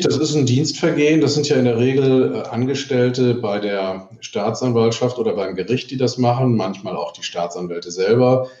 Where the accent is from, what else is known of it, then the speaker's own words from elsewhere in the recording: Cologne, North Rhine-Westphalia, Germany; Bei uns in Köln